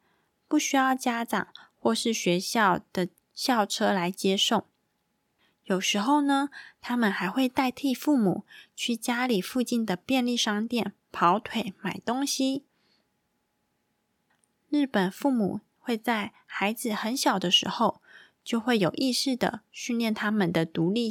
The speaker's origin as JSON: {"language": "Chinese", "country": "Taiwan", "said": "跟我们台湾人一样"}